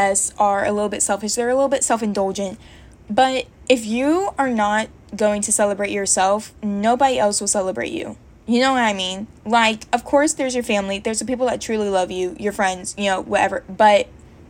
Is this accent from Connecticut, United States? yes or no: no; Georgia, United States; moved away as an adult; now in Virginia, United States; I moved to Virginia from Georgia, and in Georgia, I had my hair braided by a girl that I went to high school